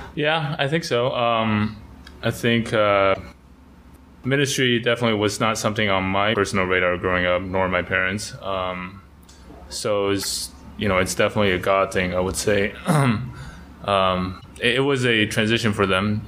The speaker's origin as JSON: {"language": "English", "country": "Taiwan", "tie": "born or raised there", "also_born_or_lived": "United States", "moved": "as an adult", "lives_now": "Taipei, Taiwan", "said": "I was churched growing up in Taiwan"}